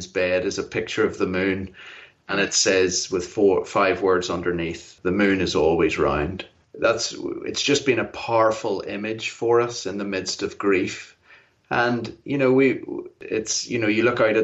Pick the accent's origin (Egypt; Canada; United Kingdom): United Kingdom; Belfast, Northern Ireland; moved away as an adult; also born or lived in Africa / Cambridge, England; now in United States; I'm from Belfast, Northern Ireland, originally